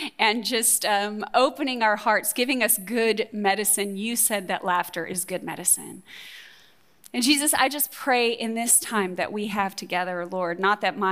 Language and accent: English; Texas, United States; moved away; also born or lived in Ohio; I'm from Texas, but I haven't lived there for over 32 years.